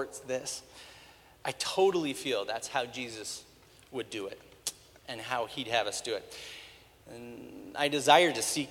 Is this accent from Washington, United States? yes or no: yes; Spokane, Washington, United States; I was born and raised in Spokane